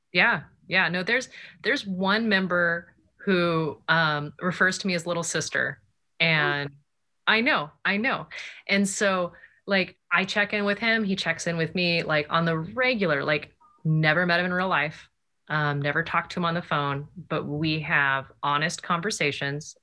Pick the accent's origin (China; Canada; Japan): Japan; moved away; I grew up in Japan